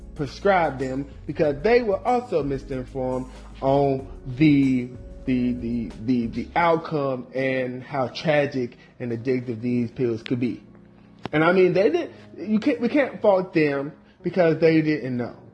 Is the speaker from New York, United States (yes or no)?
no; North Carolina, United States; even in my hometown, even in my home state of North Carolina